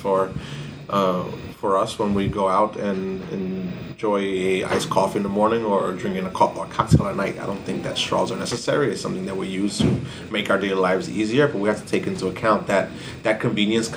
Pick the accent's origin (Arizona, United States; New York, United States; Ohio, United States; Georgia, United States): New York, United States; New York City; I actually was born and raised in Cypress Hills, East New York